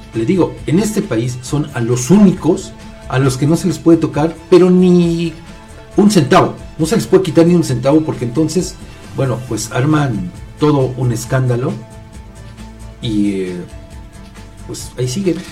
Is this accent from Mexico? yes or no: yes; Mexico; como mexicanos